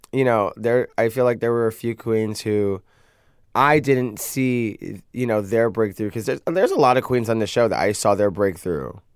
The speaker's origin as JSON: {"language": "English", "town": "New York City", "region": "New York", "country": "United States", "said": "I come from Brooklyn"}